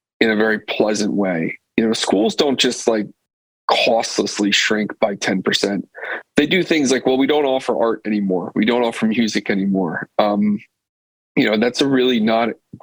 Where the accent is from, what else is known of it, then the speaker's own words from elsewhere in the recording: Pennsylvania, United States; I'm from Pennsylvania